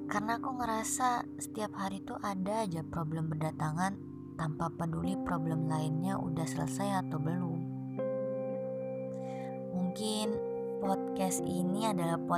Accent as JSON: {"language": "Indonesian", "town": "Malang", "region": "East Java", "country": "Indonesia", "said": "Aku anak Malang yang punya rumah rusak dan gak aman buat aku."}